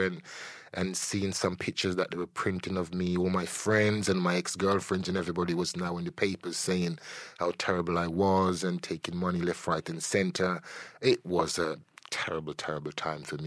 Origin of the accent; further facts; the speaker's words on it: Jamaica; I'm a Jamaican born, a Caribbean born